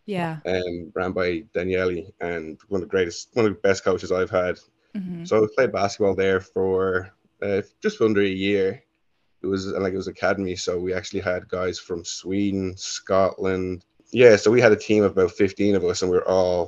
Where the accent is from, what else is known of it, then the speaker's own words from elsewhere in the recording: Dunboyne, Leinster, Ireland; moved away as an adult; also born or lived in Dublin / Florida / Italy / New Jersey; I was born in Dublin, spent 4 or 5 years there, and then moved out to Dunboyne, which is actually in County Meath